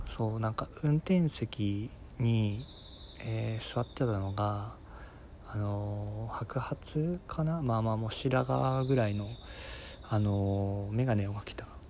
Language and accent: Japanese; Fukuoka, Japan; 地元が福岡